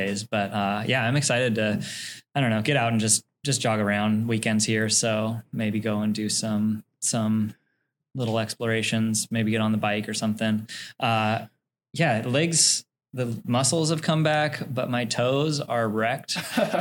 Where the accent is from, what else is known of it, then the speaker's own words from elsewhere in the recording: Portland, Oregon, United States; also born or lived in Nepal; I grew up in Portland, Southeast Portland, on a volcano, actually.